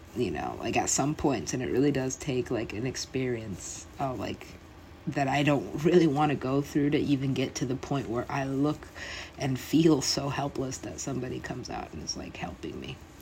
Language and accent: English; United States; also born or lived in Los Angeles; for being American